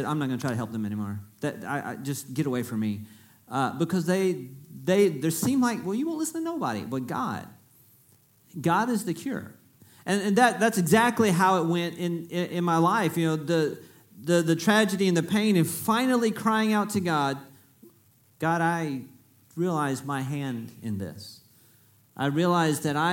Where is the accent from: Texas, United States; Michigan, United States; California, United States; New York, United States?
Texas, United States; Freeport; I'm from Freeport, is where I was born. So I am from South Texas.